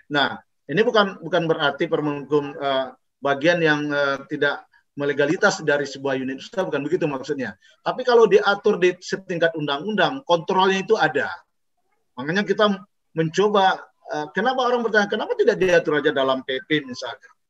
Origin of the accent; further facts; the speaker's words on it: Pariaman, West Sumatra, Indonesia; born there; ke kota Pariaman, Kabupaten Pariaman, dan kebetulan tempat kelahiran saya di Kabupate